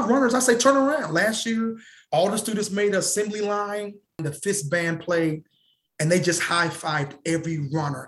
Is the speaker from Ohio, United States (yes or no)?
yes; Cincinnati, Ohio, United States; my hometown, Cincinnati, Ohio